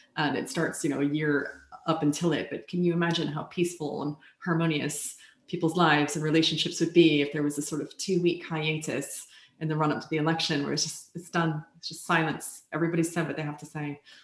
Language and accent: English; United States; I come from the United States where it is not a requirement